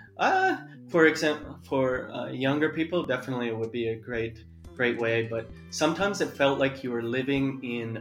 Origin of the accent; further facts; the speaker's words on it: Canada; moved away as an adult; now in South Korea; I grew up in Canada in a small little rural area